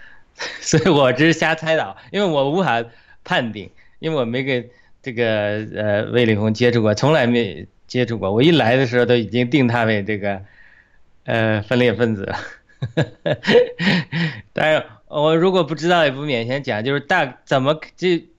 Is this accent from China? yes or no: yes; China; 这是我们中国人在全球民主运动的法治化